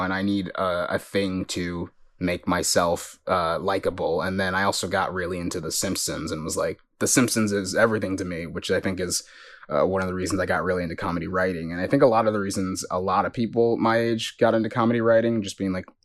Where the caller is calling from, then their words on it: Los Angeles, California, United States; you from Los Feliz in Los Angeles, California.